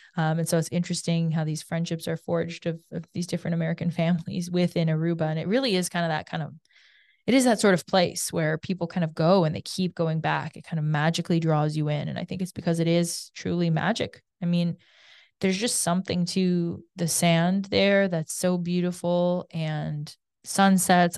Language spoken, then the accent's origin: English; Canada; growing up in Canada